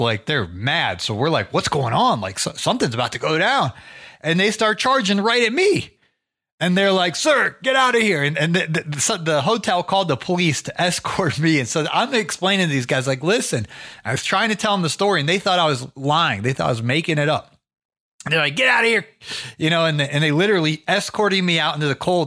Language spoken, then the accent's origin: English; Ohio, United States; now in Atlanta, United States; I'm originally from Ohio. I got, uh, acclimated to the climate in Georgia